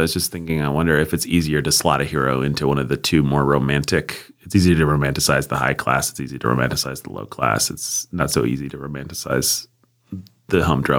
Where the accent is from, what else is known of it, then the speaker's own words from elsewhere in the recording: United States; We're American.